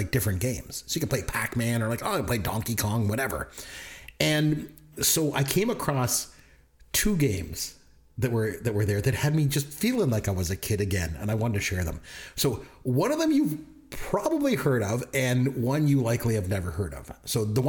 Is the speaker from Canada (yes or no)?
yes; Canada; we're Canadian